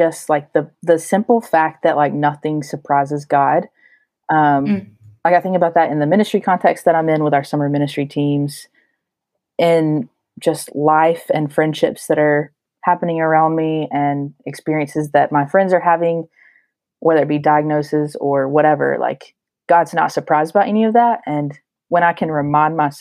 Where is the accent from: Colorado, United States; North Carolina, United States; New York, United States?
North Carolina, United States; Asheville; moved away as an adult; now in Boston, United States; I'm from the Asheville, North Carolina area